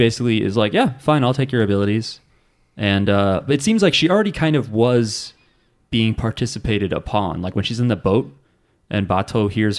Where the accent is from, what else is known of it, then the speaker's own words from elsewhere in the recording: New Jersey, United States; I'm from New Jersey.